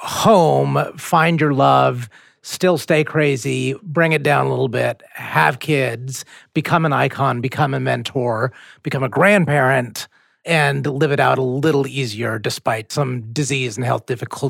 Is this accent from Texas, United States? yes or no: yes; Texas, United States; also born or lived in Detroit; I mean, I'm not from Texas. I was born in Detroit by way of India.